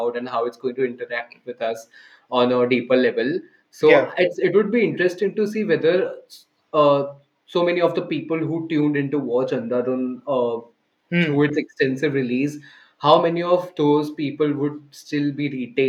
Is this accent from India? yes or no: yes; India; us Indians as the Indian audience